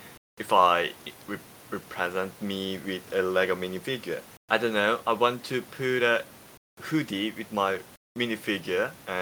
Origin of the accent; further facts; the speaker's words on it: South Korea; English is a second language; I'm from South Korea